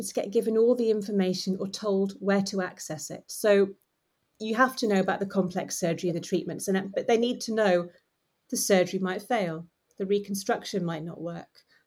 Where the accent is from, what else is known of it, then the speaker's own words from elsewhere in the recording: United Kingdom; we're British